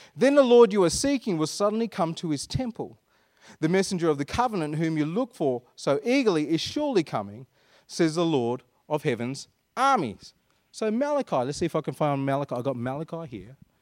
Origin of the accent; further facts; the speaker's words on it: Perth, Western Australia, Australia; I was born in Perth. I'm like an Anglo-Indian, Perth-born sand groper